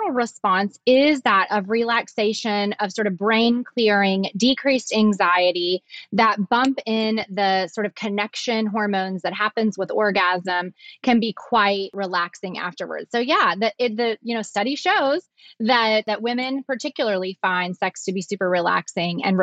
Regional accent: the South, United States; accent: southern

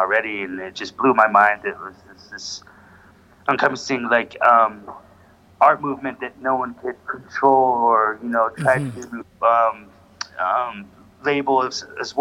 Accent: Idaho Springs, Colorado, United States; also born or lived in Chicago / Westminster, Colorado / Denver; I grew up in Idaho Springs, which is a small mountain town.

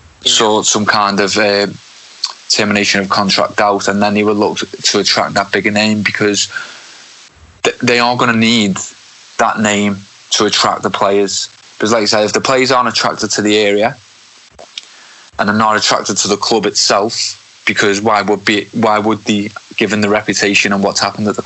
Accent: the north of England, United Kingdom; I'm from the North myself, and I've never lived in London

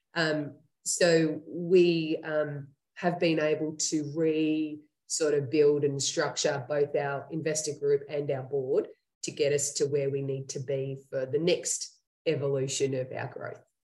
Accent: Australia; accent: Australian; moved away as an adult; now in Henderson, United States; that's where I'm from, um, as you can hear in my accent.

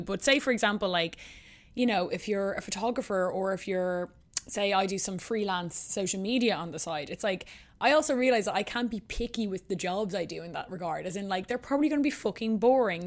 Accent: Ireland; moved away as an adult; also born or lived in New York; I moved back to Ireland from New York

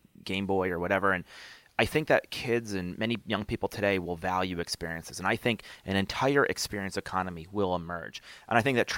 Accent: Albany, New York, United States; I grew up in Albany, New York

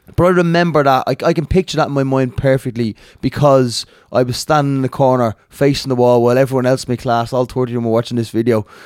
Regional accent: Dublin, Leinster, Ireland; I'm from Crumlin, but I actually boxed him out in Tallinn all my childhood

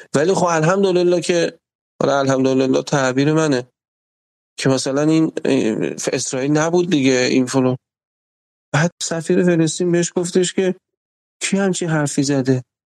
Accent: Iran; ما تو جمهوری اسلامی وقتی هی بزرگ شدیم

